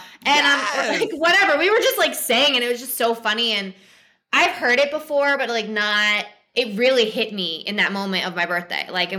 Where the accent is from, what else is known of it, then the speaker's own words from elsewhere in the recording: New Jersey, United States; moved away; I'm from South Jersey. I'm a Jersey girl.